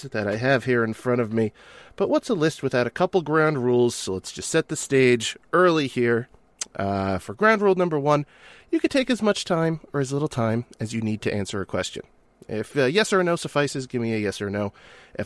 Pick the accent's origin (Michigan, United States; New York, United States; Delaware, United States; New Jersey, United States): New Jersey, United States; Coming from New Jersey